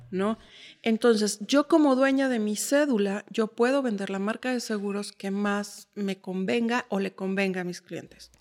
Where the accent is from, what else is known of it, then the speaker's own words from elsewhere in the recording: Mexico City, Mexico; moved away as an adult; now in Uruapan, Mexico; yo nací en la Ciudad de México, viví 20 años, 29 años en la Ciudad de México